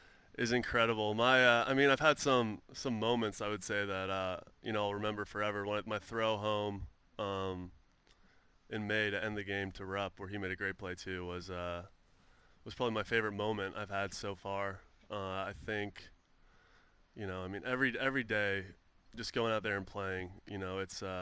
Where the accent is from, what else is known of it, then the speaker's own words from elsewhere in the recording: San Francisco, California, United States; moved away as an adult; now in Philadelphia, United States; I'm from San Francisco area, so I grew up watching Barry Bonds.